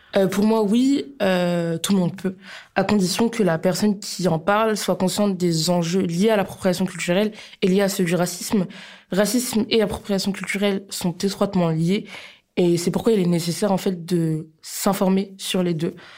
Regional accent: Poitou-Charentes, Nouvelle-Aquitaine, France; je viens du Poitou-Charentes

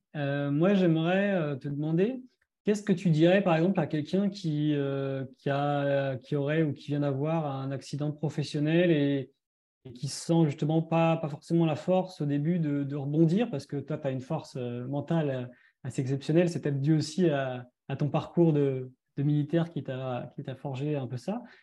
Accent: France; chez nous en France

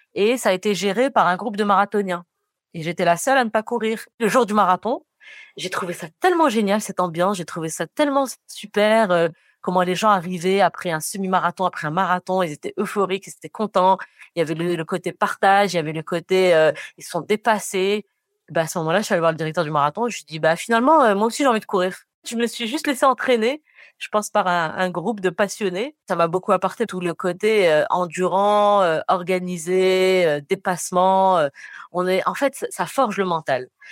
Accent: Rabat, Rabat-Salé-Kénitra, Morocco; also born or lived in Paris / Montréal; now in Casablanca, Morocco; J'ai grandi à Rabat. Euh, j'ai passé donc toute mon enfance à Rabat

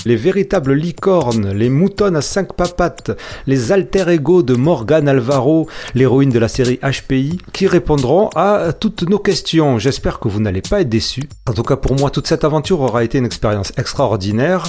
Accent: Marseille, Provence-Alpes-Côte d'Azur, France; je suis marseillais

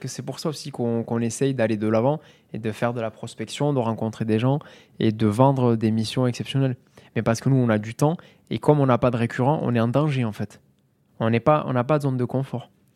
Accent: Mazamet, Occitania, France; also born or lived in Toulouse; je viens de, de Mazamé, dans le Tarl

